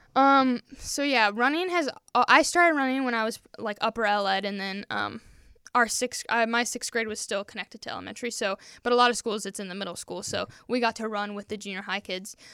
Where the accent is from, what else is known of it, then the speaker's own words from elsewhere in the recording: Peru, Indiana, United States; also born or lived in Wisconsin; I am from Peru, Indiana.